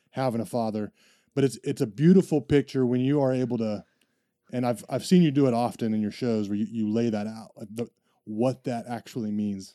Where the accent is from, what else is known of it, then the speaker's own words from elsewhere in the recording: United States; I'm an American